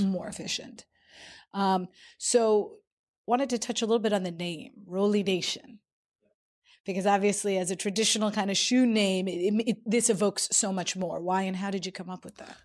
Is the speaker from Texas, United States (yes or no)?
no; New York, United States; as a New Yorker